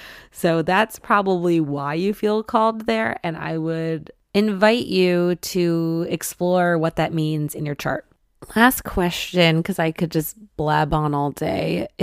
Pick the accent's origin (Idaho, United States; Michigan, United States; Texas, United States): Michigan, United States; I wanted to study French growing up, and I'm from Michigan. Like, there's not a whole big French influence there.